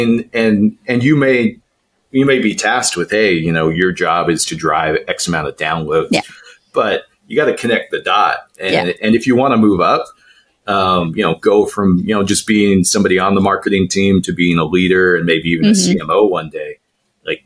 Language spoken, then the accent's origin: English; Idaho, United States; I grew up in Idaho